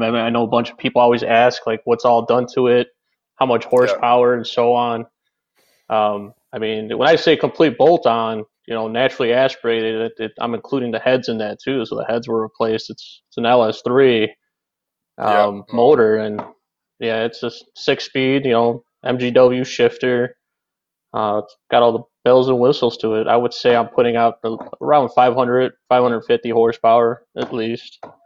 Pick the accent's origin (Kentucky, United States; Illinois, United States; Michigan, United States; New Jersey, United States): Illinois, United States; Chicago; I am from Chicago, Illinois